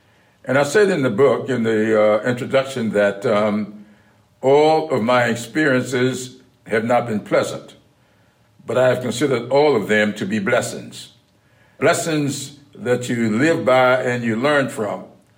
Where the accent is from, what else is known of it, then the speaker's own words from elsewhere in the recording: South Carolina, United States; We used to talk a lot early on about my experiences growing up in South Carolina, his experiences there in Delaware.